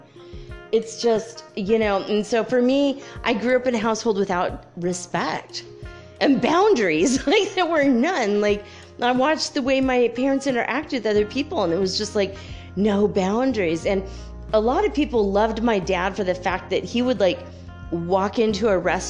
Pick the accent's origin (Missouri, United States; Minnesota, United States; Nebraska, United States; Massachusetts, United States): Minnesota, United States; also born or lived in California; now in Detroit, United States; I grew up in California and then, you know, Minnesota